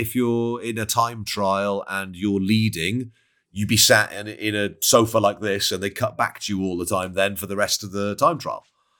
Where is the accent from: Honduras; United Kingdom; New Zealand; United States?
United Kingdom; Wales; I'm Welsh, mate.